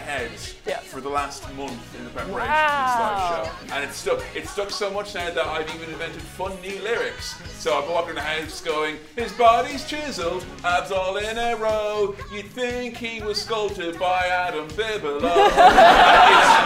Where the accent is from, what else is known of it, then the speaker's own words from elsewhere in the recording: England, United Kingdom; I'm not even from America. England